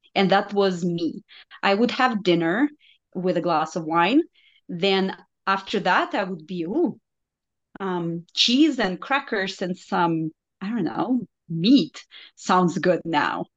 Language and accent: English; Belarus; first language Russian; English is a second language; moved away as an adult; now in United States; I am from Belarus, so it's a small country in Eastern Europe